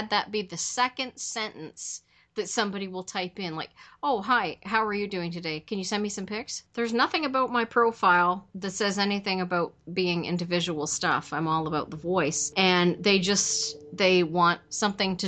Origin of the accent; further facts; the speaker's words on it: Canada; I'm Canadian